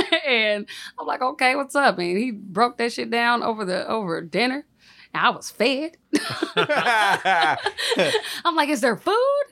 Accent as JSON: {"language": "English", "town": "St. Louis", "region": "Missouri", "country": "United States", "said": "I'm from North County, St. Louis"}